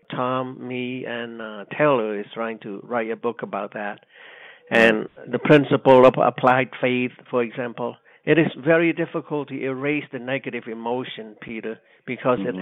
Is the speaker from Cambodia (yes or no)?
yes; Cambodia; English is a second language; moved away as an adult